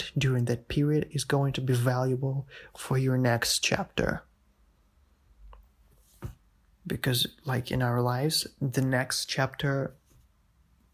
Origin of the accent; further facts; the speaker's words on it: Russia; also born or lived in St. Petersburg, Russia; I transferred in here in my hometown